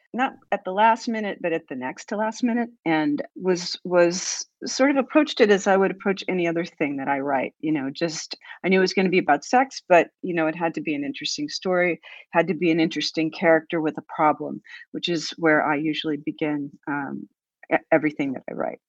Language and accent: English; United States; I will speak as an American